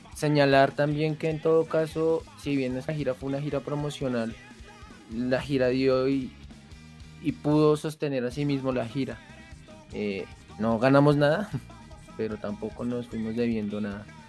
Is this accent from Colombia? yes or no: yes; Colombia; siendo ocho colombianos, tocando en la calle